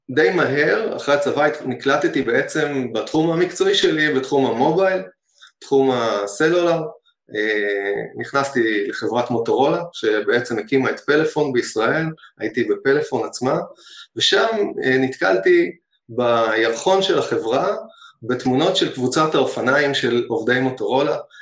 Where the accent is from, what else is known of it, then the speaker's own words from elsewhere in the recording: Hod HaSharon, Central District, Israel; אני גדלתי בהוד השרון